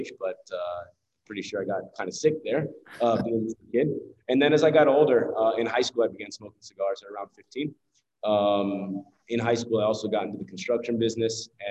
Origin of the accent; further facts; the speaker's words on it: Tampa, Florida, United States; moved away; So originally I'm from Tampa, from Ybor City, actually.